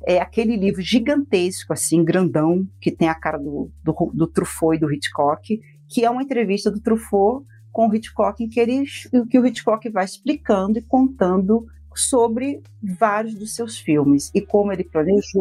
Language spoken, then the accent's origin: Portuguese; Nova Iguaçu, Rio de Janeiro, Brazil; moved away as an adult; now in Curitiba, Brazil; eu sou do Rio de Janeiro, né? é, nasci em Nova Iguaçu, depois adulta fui morar, morei, morei quase oito anos em Botafogo